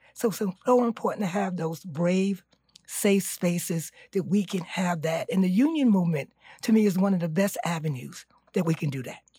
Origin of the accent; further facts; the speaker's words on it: New York City, New York, United States; I'm from East New York